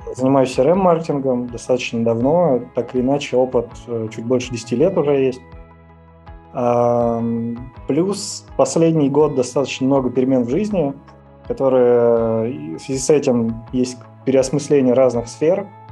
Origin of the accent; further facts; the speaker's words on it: Ryazan, Ryazan Oblast, Russia; moved away as an adult; я родился в Рязани, жил в Рязани